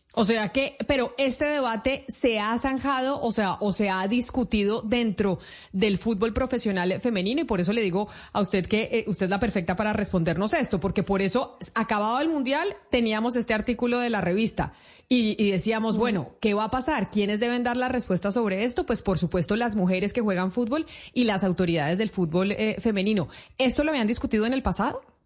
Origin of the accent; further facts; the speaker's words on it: Colombia; Nosotros aquí en Colombia